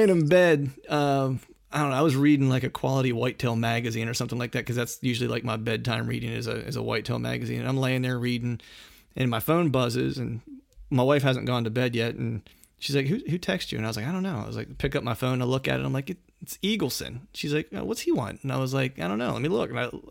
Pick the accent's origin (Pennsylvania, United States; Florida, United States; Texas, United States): Pennsylvania, United States; Bedford County; I'm from Bedford County.